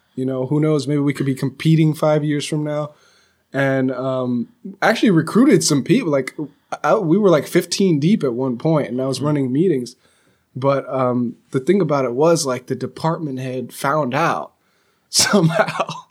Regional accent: California, United States; I'm from California

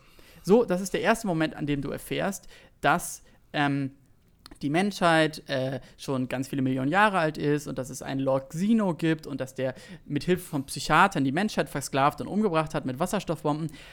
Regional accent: Berlin, Germany; ich bin aus Berlin, so aus, aus Zehlendorf

